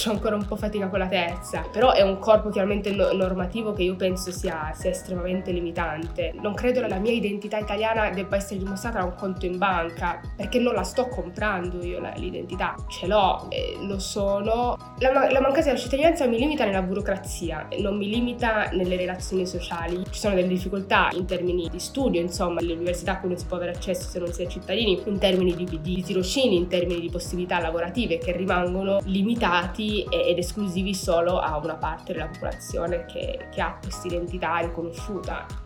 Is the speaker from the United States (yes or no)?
no; Meknes, Fès-Meknès, Morocco; now in Italy; oggi parliamo di cittadinanza. Nasco in Marocco, vengo da Meknes, città imperiale bellissima marocchina. Io abito eh, in Italia dal 2002